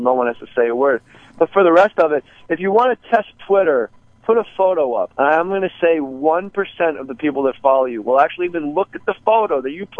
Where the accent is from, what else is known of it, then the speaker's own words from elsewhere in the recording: New Jersey, United States; And what people don't realize is I'm from Jersey.